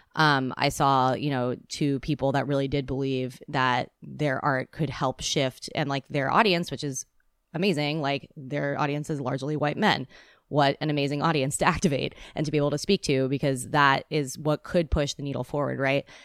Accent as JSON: {"language": "English", "area": "Bay Area", "region": "California", "country": "United States", "tie": "born or raised there", "also_born_or_lived": "Seattle, Washington", "moved": "as an adult", "lives_now": "Los Angeles, United States", "said": "I was born in the Bay Area, and I came to Seattle when I was eighteen years old"}